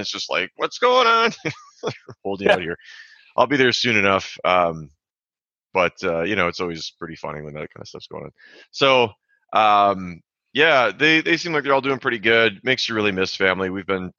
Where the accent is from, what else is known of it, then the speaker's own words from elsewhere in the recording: Minnesota, United States; I'm also from Minnesota.